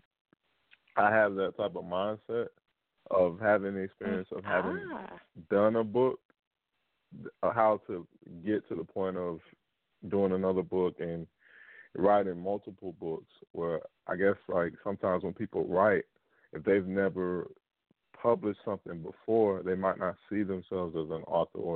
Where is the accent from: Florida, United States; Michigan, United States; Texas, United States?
Florida, United States; Miami; I'm a native of South Florida. I grew up in the Miami-Dade area